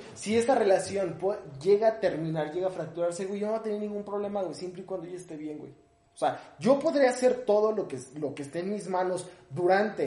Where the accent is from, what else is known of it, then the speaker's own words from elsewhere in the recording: Ecatepec, State of Mexico, Mexico; si soy de Catepec